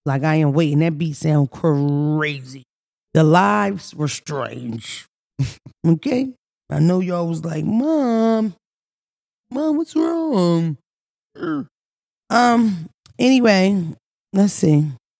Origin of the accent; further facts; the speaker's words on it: Philadelphia, Pennsylvania, United States; Because I'm from Philly, but we played in the fire hydrant.